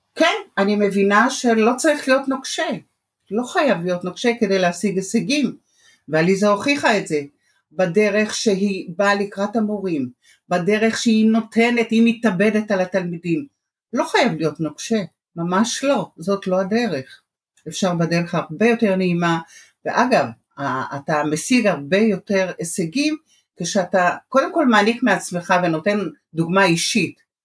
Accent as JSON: {"language": "Hebrew", "town": "Jerusalem", "region": "Jerusalem District", "country": "Israel", "tie": "born or raised there", "also_born_or_lived": "Iran", "moved": "as an adult", "lives_now": "Bat Yam, Israel", "said": "אני ירושלמית במקור, התחתנתי ועברתי לבת ים."}